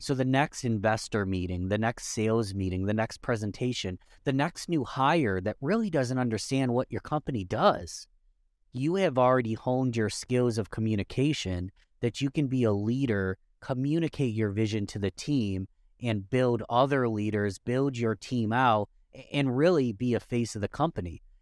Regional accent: Rochester, New York, United States; Rochester, New York, that's my hometown

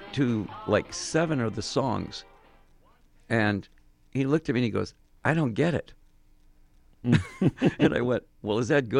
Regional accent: Phoenix, Arizona, United States; also born or lived in Detroit, Michigan; we're from Phoenix.

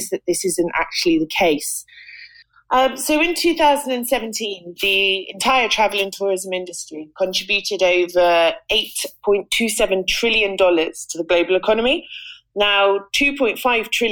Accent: England, United Kingdom; accent: British; moved away as an adult; also born or lived in Malta / Cyprus; now in Tirana, Albania; I'm British, as you can probably tell from the accent. And I'm what's known as a digital nomad. I'm an author, a writer, and a journalist. I was born in England

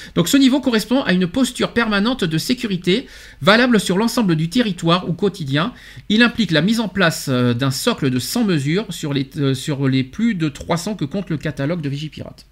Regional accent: France; chez nous en France

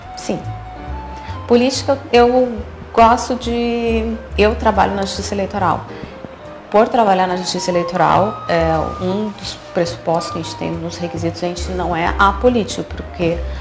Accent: Porto Alegre, Rio Grande do Sul, Brazil; moved away as an adult; also born or lived in Curitiba; now in Dom Pedrito, Brazil; Eu sou de Porto Alegre

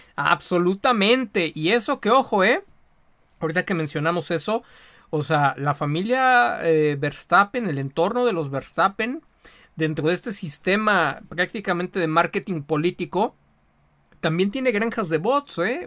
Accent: Mexico; como mexicano

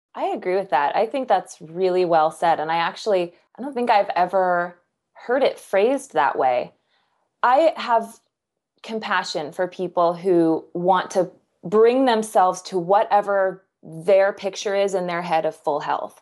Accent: Kansas, United States; I'm from Kansas.

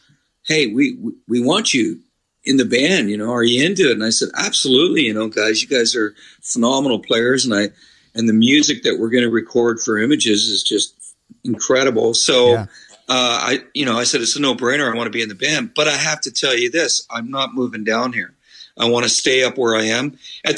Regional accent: Midland, Ontario, Canada; I grew up in Midland

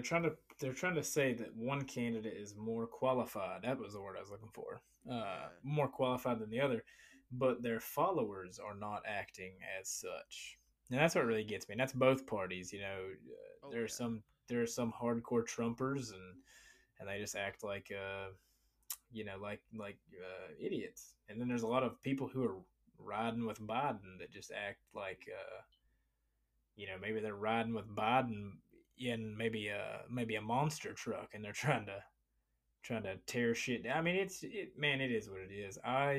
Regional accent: Appalachia, United States; I grew up in the Appalachian Mountains, bro.

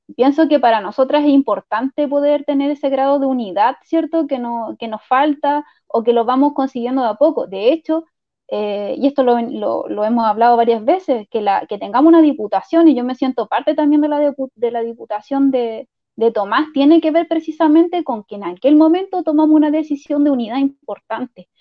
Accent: Peñalolén, Santiago Metropolitan Region, Chile; yo soy de Peñarolén

